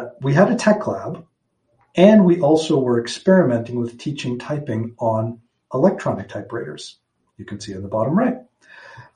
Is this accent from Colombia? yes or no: no; Toronto, Ontario, Canada; also born or lived in St. John's, Newfoundland / Waterloo; I was born in St. John's, Newfoundland in 1979. hung out there for a little bit, and eventually my family moved to Toronto for the majority of my childhood and all of my schooling pre-university.